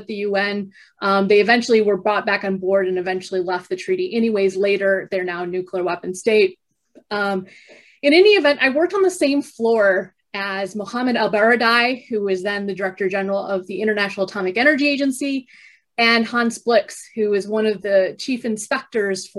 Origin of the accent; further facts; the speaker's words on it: Michigan, United States; moved away as an adult; also born or lived in Germany; I'm originally from Michigan, grew up in Michigan, spent most of my life there